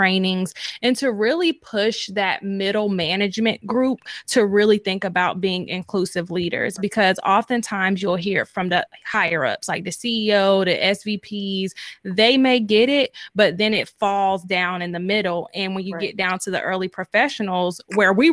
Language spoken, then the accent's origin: English; North Carolina, United States; moved away; I'm from North Carolina as well. And like, I feel like coming from a southern part of the country